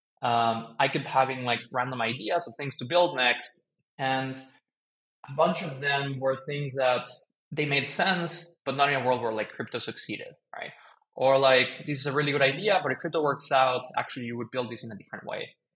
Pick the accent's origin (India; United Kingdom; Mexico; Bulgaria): Mexico; Mexico City; moved away as an adult; also born or lived in United States; I grew up in Mexico City, lived there most of my life